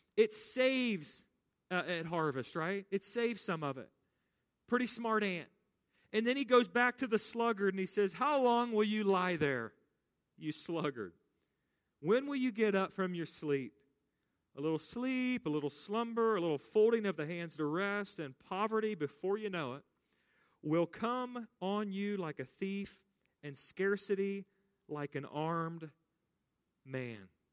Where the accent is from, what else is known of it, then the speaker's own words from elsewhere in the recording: United States; American Christians